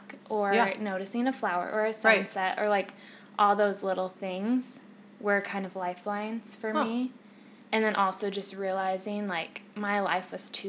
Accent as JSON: {"language": "English", "region": "Central Iowa", "country": "United States", "tie": "born or raised there", "said": "But I grew up in Central Iowa and still live in Central Iowa."}